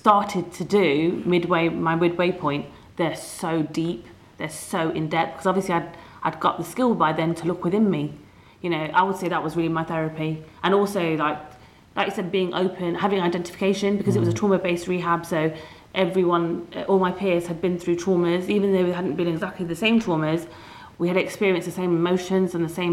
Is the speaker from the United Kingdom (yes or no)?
yes; Leicester, East Midlands, United Kingdom; I was away from Leicester